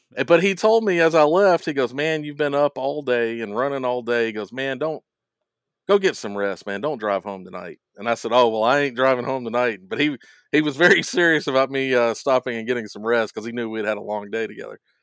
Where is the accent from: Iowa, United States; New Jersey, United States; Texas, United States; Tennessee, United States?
Tennessee, United States; Hendersonville; I was from Hendersonville, Tennessee